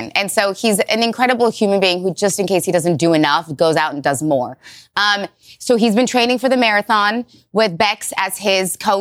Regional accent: Ukraine; now in United States; I was from Ukraine

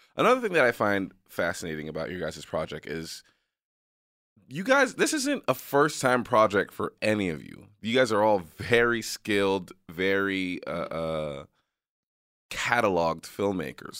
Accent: New York, United States; moved away; also born or lived in area on the border of Mexico; I'm from New York

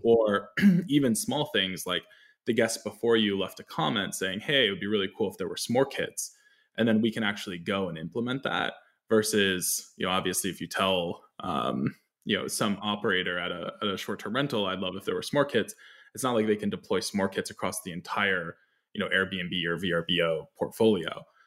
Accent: New York, United States; I grew up in New York, just north of the city

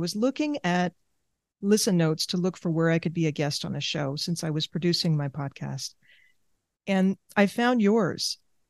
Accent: Argentina; born there; I grew up in different cultures. I was born in Argentina. The past generations have come from other countries. So I have that background, multiple languages.

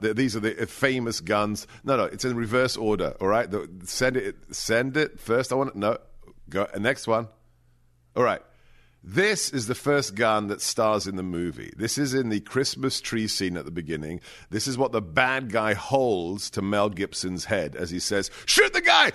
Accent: England, United Kingdom; moved away; I may have been growing up in England

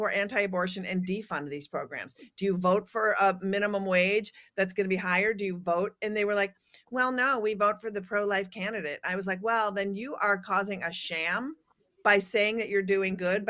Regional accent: Minnesota, United States; I'm a Scandinavian from Minnesota

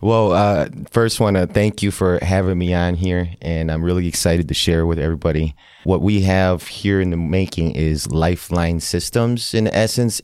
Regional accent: Milwaukee, Wisconsin, United States; also born or lived in Laos; I was growing up in Milwaukee here on the South Side

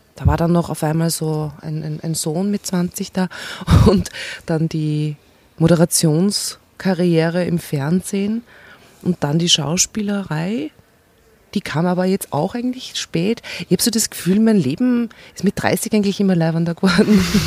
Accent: Steyr, Upper Austria, Austria; Ich bin in Steyr geboren

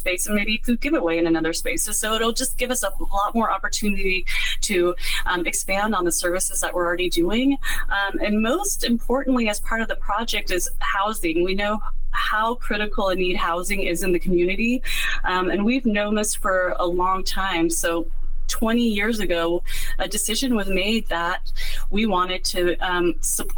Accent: Bay Area, California, United States; I grew up here in the Bay Area.

